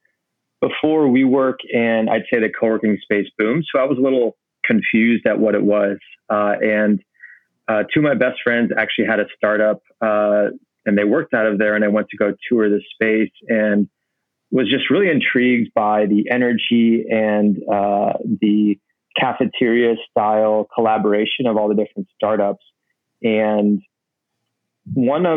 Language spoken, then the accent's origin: English; Normal, Illinois, United States; moved away as an adult; also born or lived in Chicago, Illinois; now in New York, United States; born and raised in the Midwest, in a town called Normal, Illinois